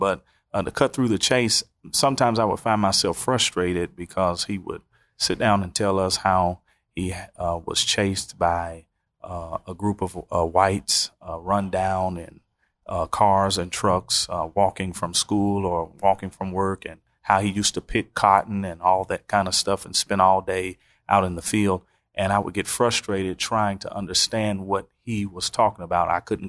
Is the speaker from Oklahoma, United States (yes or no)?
yes; Oklahoma City, Oklahoma, United States; I'm originally from Oklahoma City, the great city of tornadoes and hailstorms.